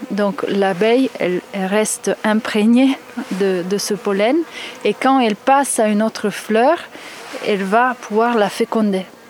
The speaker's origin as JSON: {"language": "French", "country": "Italy", "said": "je suis italienne"}